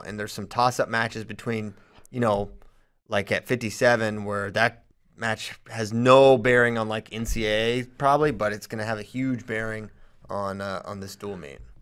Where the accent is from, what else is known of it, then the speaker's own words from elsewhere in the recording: Churchville, Virginia, United States; I'm from Churchville, Virginia